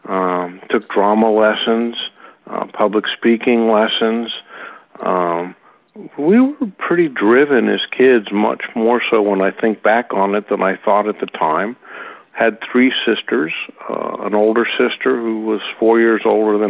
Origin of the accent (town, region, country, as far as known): Los Altos, California, United States; born or raised there; also born or lived in San Francisco, California / South San Francisco, California